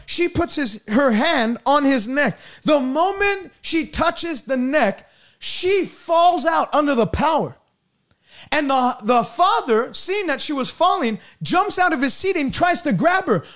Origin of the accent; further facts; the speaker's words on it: Canada; I'm from Canada